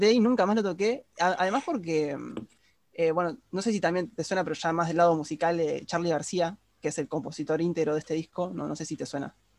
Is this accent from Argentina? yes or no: yes; Argentina; todos los argentinos que no somos porteños